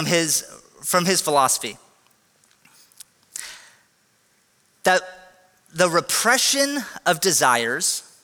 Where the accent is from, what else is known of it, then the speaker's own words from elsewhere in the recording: United States; we're Americans